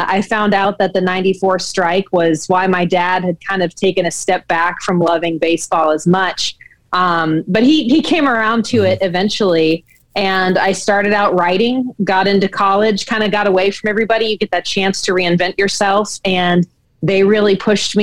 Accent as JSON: {"language": "English", "town": "Atlanta", "region": "Georgia", "country": "United States", "tie": "born or raised there", "said": "I grew up in Atlanta"}